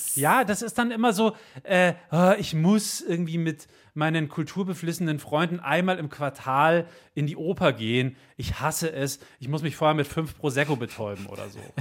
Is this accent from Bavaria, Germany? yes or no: yes; Bavaria, Germany; bei uns in Bayern